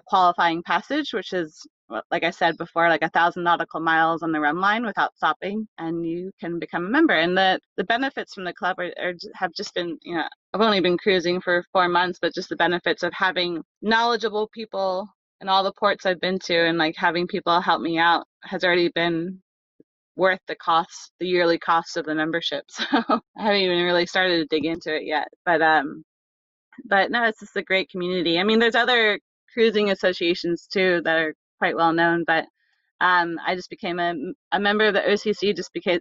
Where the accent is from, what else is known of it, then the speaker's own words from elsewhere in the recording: Charlottesville, Virginia, United States; I'm from Charlottesville, Virginia, and I have a house there